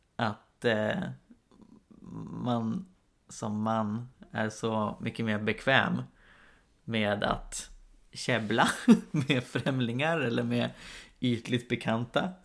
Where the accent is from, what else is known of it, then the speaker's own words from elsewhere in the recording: Karlstad, Värmland, Sweden; also born or lived in Uppsala; hemma i Karlstad där, där vi bodde jag och min syster med mamma vanligtvis